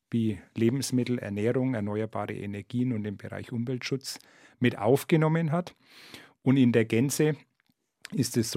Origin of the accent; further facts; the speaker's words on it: Nuremberg, Bavaria, Germany; Ich bin in Nürnberg zur Schule gegangen. Ich war es gewohnt, dass ich mich überall hinbewegen konnte, äh, fast zu so jeder Tages- und Nachtzeit.